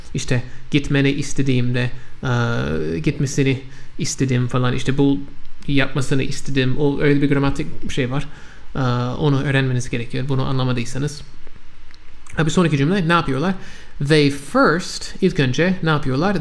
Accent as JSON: {"language": "Turkish", "country": "United States", "first_language": "English", "second_language": "Turkish", "said": "ben Amerikalıyım. Benim anne dilim İngilizce"}